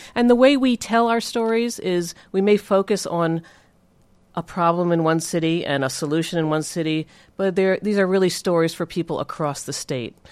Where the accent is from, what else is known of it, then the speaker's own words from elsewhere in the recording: Philadelphia, Pennsylvania, United States; I was from Philadelphia